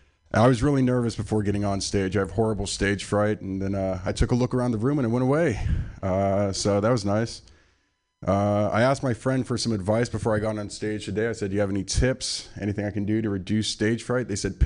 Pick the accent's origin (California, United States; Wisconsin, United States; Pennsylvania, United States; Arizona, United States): California, United States; San Francisco; I'm from San Francisco. This is my my hometown, from the Sunset District.